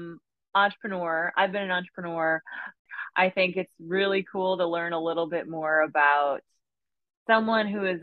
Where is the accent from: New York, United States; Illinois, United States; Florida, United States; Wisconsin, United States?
Illinois, United States; Chicago; now in Texas, United States; I'm from Chicago originally.